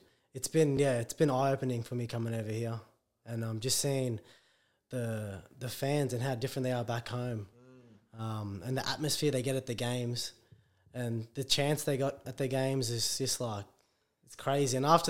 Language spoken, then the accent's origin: English; Australia; also born or lived in Port Moresby, Papua New Guinea; Yeah, I was born in Papua New Guinea, but moved to Australia when I was like a one.